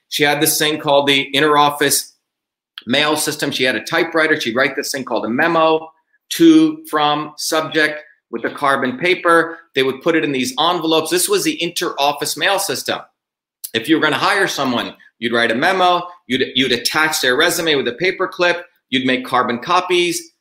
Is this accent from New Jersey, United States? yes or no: yes; Newark, New Jersey, United States; as a 14-year-old kid, when I was growing up in Newark, New Jersey, I was working as a research fellow in um, Newark, New Jersey.